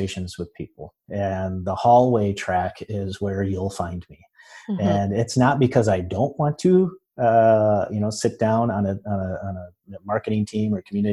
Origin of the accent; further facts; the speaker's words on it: West Michigan, United States; moved away as an adult; also born or lived in Florida; now in Orlando, United States; I am in Orlando now. I'm originally from Michigan, from West Michigan